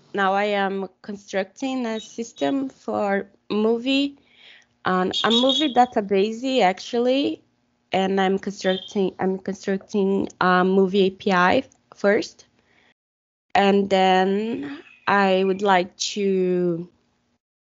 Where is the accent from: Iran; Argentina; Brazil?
Brazil; English is a second language; I'm from Brazil